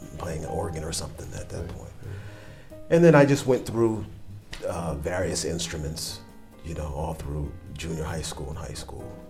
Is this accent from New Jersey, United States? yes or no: yes; New Jersey, United States; moved away as an adult; also born or lived in Los Angeles / Japan; now in Tokyo, Japan; And I moved back to home from Los Angeles. Back to New Jersey. New Jersey